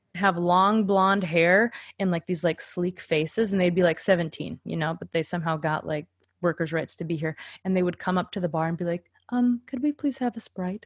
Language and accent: English; Grand Forks, North Dakota, United States; moved away as an adult; also born or lived in Minneapolis, Minnesota; that's my hometown. Very cool. So I moved from Grand Forks, North Dakota to the cool city of Minneapolis, Minnesota